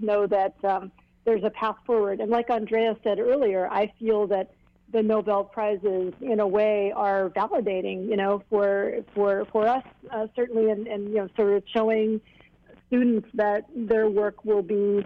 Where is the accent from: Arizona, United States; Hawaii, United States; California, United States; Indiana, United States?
Hawaii, United States; Hilo; I grew up in Hilo